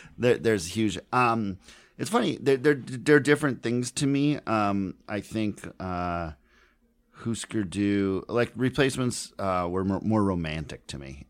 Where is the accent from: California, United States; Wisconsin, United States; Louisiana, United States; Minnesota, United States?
Minnesota, United States; Minneapolis; I grew up in Minneapolis